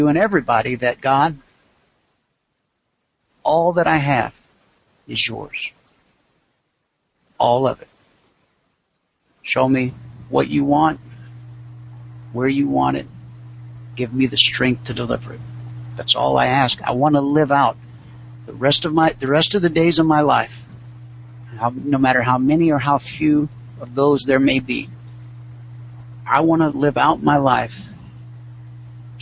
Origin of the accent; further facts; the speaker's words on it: United States; being born an American